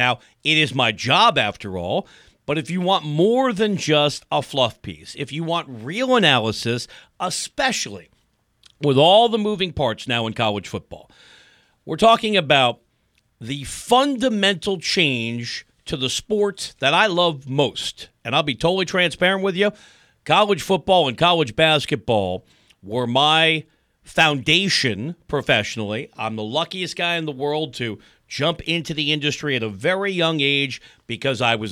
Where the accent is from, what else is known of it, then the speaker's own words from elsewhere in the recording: New York, United States; now in Los Angeles, United States; I'm from New York. I am not somebody who grew up here. I'm a transplant.